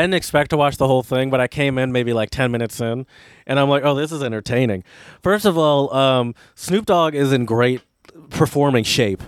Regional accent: United States; I'm American

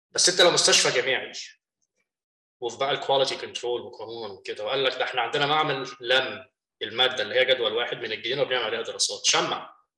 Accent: Egypt; moved away as an adult; now in United States; احنا من مصر

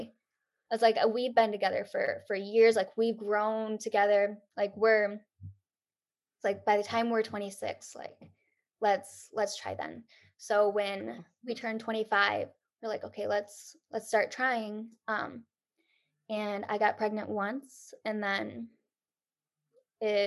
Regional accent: Michigan, United States; moved away as an adult; now in Detroit area, United States; we were going to move back to Michigan to be closer to our family, but not too close. Wasn't going to move back to my hometown

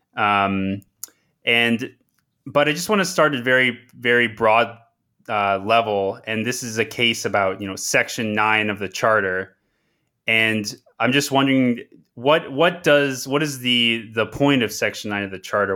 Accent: Toronto, Ontario, Canada; moved away; also born or lived in Manitoba; I am currently at the University of Manitoba and I am also from Toronto

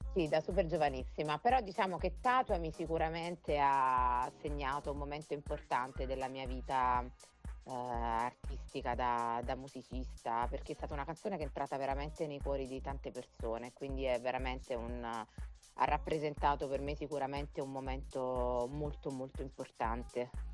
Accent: Naples, Campania, Italy; io sono napoletana

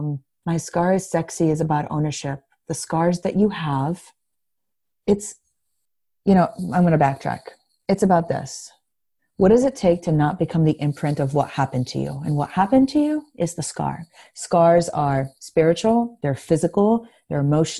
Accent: Greece; first language Greek; English is a second language; moved away; English, believe it or not, is not my first language. I was born and raised in Greece.

